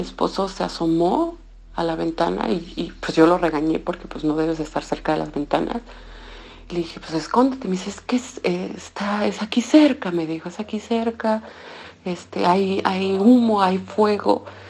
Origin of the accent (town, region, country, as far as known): Mexico; moved away as an adult; now in Zhytomyr, Ukraine